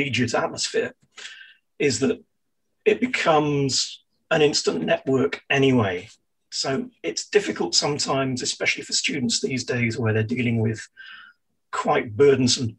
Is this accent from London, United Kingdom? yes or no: no; Falmouth, South West England, United Kingdom; moved away as an adult; born and raised in Falmouth, Cornwall